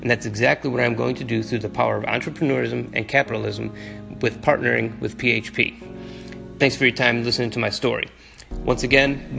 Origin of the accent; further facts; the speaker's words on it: Berwyn, Illinois, United States; I grew up in Berwyn, Illinois, 37th and Ridgeland to be exact